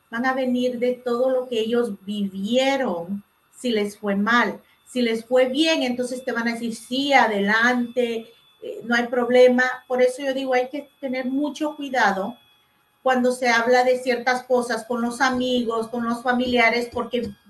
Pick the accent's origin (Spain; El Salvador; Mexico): El Salvador; moved away; cuando yo estaba creciendo en El Salvador